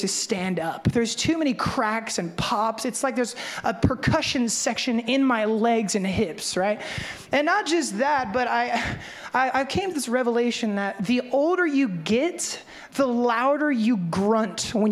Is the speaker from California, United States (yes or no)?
no; Memphis, Tennessee, United States; I'm from Memphis, but there's no turning of the cheek where I come from